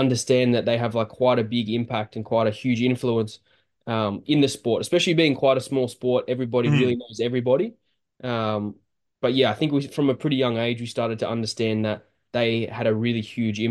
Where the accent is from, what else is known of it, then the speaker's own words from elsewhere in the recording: Sydney, New South Wales, Australia; we grew up, our primary school was about 5 minutes from Parramatta Stadium